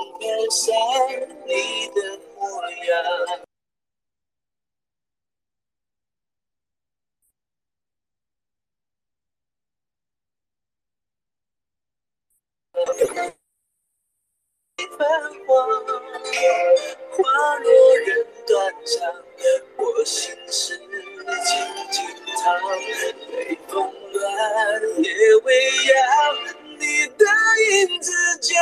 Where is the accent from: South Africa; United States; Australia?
South Africa; Cape Town, Western Cape; accent: South African; now in Jerusalem, Israel; I'm from Cape Town